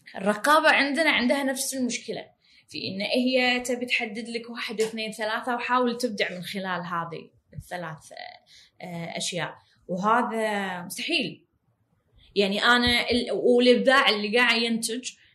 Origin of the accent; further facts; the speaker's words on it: Kuwait; عندنا بالكويت